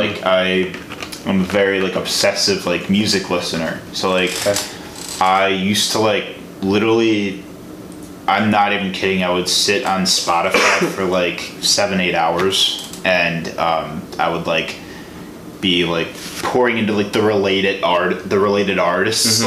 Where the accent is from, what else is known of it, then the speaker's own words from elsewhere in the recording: Tinley Park, Illinois, United States; I'm from Illinois